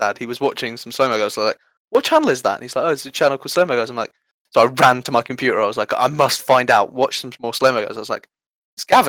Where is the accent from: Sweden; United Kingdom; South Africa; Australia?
United Kingdom; I'm 18, I'm also British.